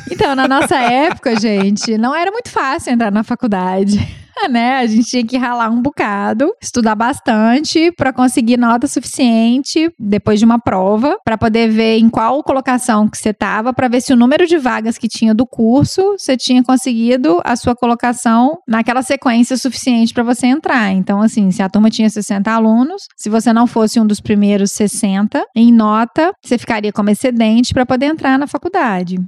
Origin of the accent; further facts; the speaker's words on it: Belo Horizonte, Minas Gerais, Brazil; accent: mineiro; eu sou de BH, sou nascida aqui